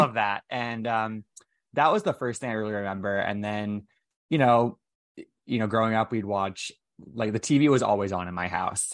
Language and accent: English; United States; in and around my hometown